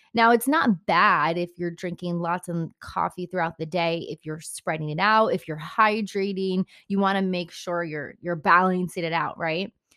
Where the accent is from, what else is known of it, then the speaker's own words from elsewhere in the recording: Bergen County, New Jersey, United States; I am from Bern County originally